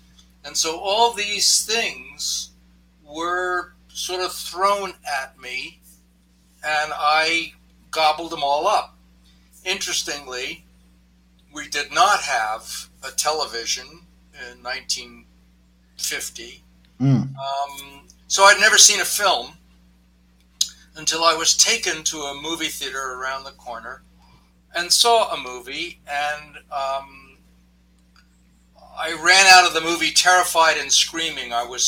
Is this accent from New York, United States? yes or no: yes; New York City, New York, United States; Well, I grew up in New York City after the war.